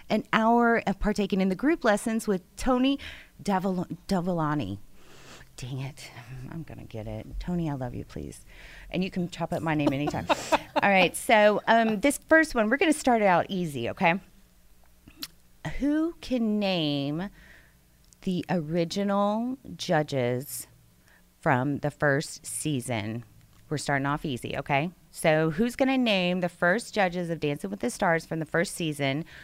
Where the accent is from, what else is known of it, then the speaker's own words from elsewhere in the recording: Russia; also born or lived in New Jersey; now in Texas, United States; I'm from Russia.